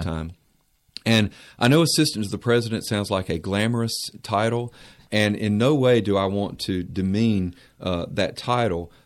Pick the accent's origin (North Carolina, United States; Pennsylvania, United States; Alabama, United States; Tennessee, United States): North Carolina, United States; Mount Airy; I'm from Mount Airy, North Carolina, Mayberry.